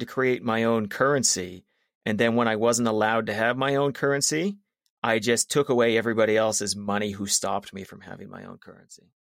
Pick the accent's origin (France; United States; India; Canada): Canada; Calgary, Alberta; I grew up in South Calgary.